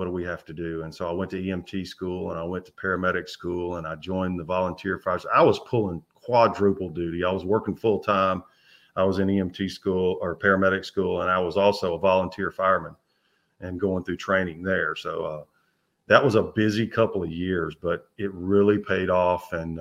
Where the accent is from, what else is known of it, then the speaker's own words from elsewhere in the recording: Memphis, Tennessee, United States; I grew up in the Memphis area